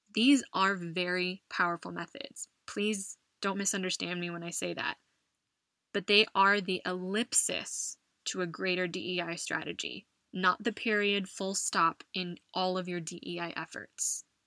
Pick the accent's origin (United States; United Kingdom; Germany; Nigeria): United States; moved away as an adult; now in Madrid, Spain; my home country of the US